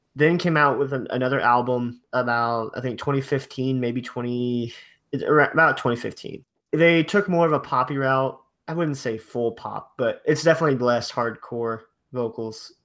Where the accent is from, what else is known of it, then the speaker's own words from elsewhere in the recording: Ohio, United States; I'm from Ohio